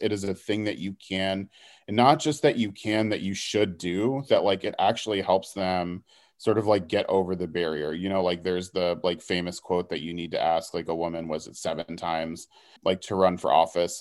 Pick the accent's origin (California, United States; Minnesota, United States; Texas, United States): Texas, United States; Houston; also born or lived in Dallas; I'm from Houston originally